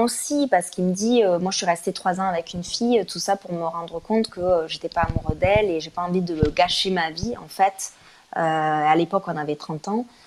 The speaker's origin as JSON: {"language": "French", "town": "Toulouse", "region": "Occitania", "country": "France", "moved": "yes", "lives_now": "Paris, France", "said": "avec mon accent, donc je viens de Toulouse"}